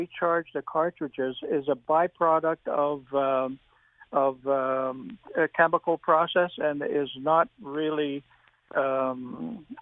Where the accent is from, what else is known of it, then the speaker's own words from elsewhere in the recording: Montreal, Quebec, Canada; I used to come home for lunch from school every day, growing up in Ahuntsic